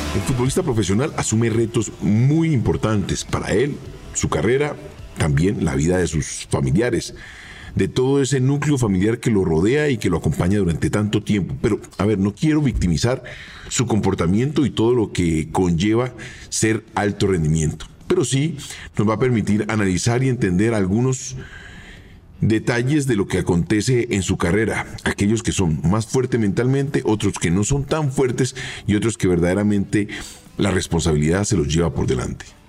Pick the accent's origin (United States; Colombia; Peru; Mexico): Colombia; also born or lived in Argentina